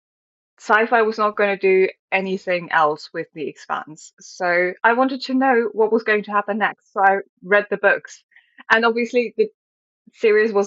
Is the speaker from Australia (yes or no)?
no; Germany; I am from Germany